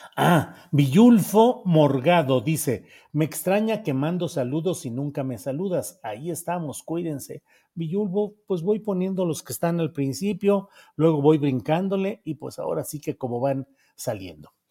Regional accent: Mexico; como mexicanos

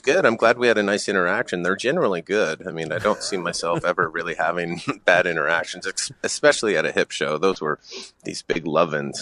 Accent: Ottawa, Ontario, Canada; moved away as an adult; born and raised in Ottawa. Spent about 24, 25 years here.

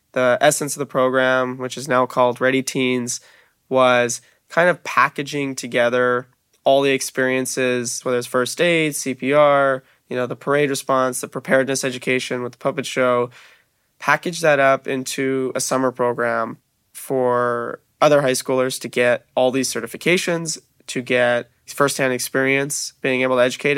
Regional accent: Long Beach, California, United States; I grew up in Long Beach, California

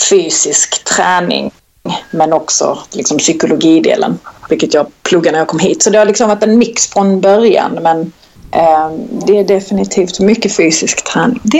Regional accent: Skåne, Sweden; accent: Scanian; Och han, det enda jag har kunnat lära honom är med att jag pratar skånska

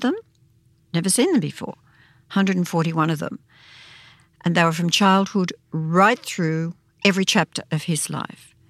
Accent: Wangaratta area, northeastern Victoria, Australia; In Warragee in northeastern Victoria near Beechworth, and we had a cattle farm

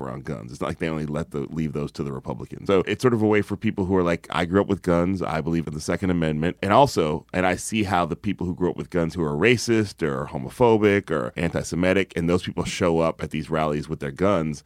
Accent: the South, United States; now in Oakland, United States; I'm from the South.

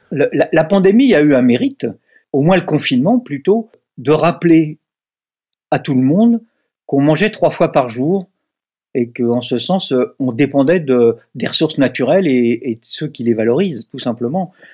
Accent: Brittany, France; je suis pas bordelais, je suis breton, hein, je vis dans le Morbihan.

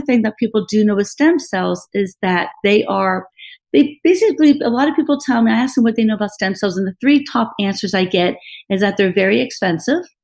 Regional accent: Miami, Florida, United States; I was raised in Miami.

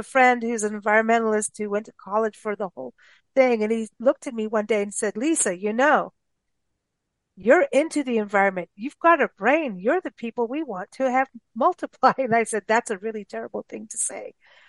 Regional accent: Kenya; also born or lived in South Africa; I was raised in Kenya and South Africa, and it was South Africa. I was in my more becoming an adult teenager kind of thing at that point.

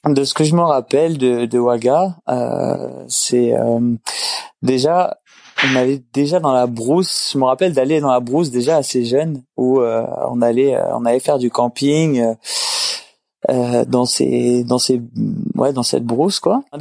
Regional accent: Île-de-France, France; now in Canada; Alors, euh, je suis d'origine française, la région parisienne, pour être précis.

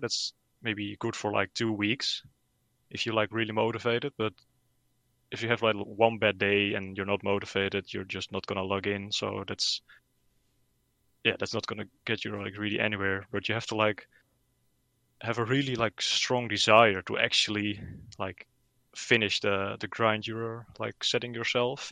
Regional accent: Netherlands; I'm from the Netherlands

